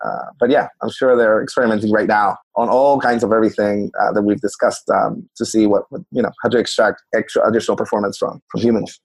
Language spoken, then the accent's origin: English; Puerto Rico; I'm from Puerto Rico. So, for context, I'm from Puerto Rico